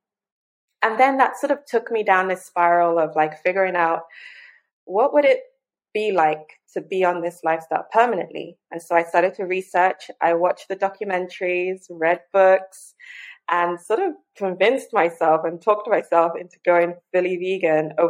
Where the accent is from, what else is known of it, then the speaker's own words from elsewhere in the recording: Lagos, Nigeria; I was born and raised in Lagos, Nigeria